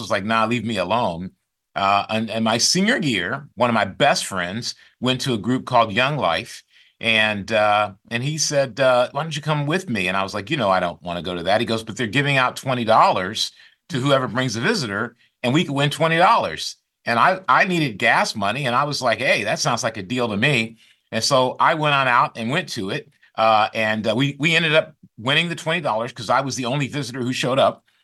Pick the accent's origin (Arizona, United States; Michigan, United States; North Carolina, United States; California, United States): Michigan, United States; Grand Rapids; now in Silicon Valley, United States; I grew up in Grand Rapids, Michigan